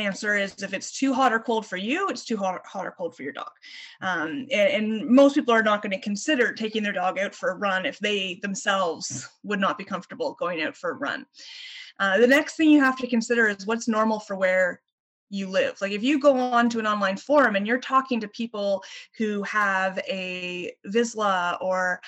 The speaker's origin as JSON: {"language": "English", "town": "Ottawa", "region": "Ontario", "country": "Canada", "tie": "born or raised there", "moved": "yes", "lives_now": "St. John's, Canada", "said": "I grew up in Ottawa and we had very cold winters."}